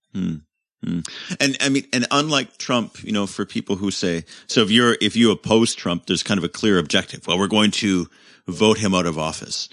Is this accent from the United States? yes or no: no; Canada; moved away; also born or lived in United Kingdom; as a Commonwealth citizen, as a Canadian